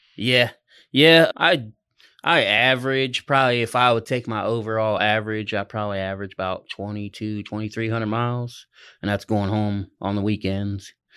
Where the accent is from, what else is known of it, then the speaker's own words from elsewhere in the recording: Ohio, United States; moved away as an adult; now in Oklahoma, United States; I'm from, I'm originally from Ohio, but I've been in Oklahoma the last three and a half years.